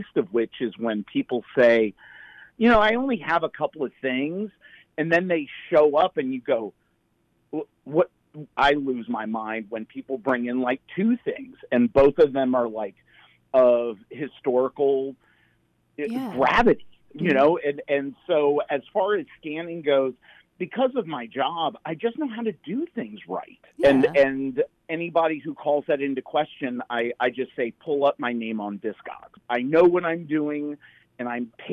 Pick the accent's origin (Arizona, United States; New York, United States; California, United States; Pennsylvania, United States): Pennsylvania, United States; Amish country in; also born or lived in Athens, Georgia; now in Atlanta, United States; I grew up in Amish country in Pennsylvania.